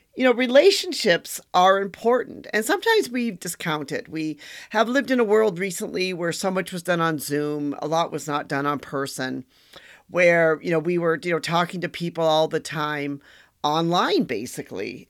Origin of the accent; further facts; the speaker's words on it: Wisconsin, United States; I'm from Wisconsin